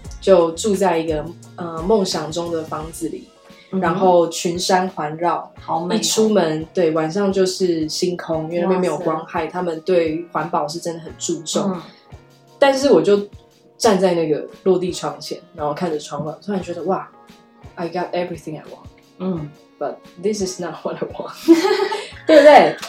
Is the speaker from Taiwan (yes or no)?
no; Germany; Chinese is a second language; 我们德国人传讯息也很少，他们不太浪费时间在社交媒体。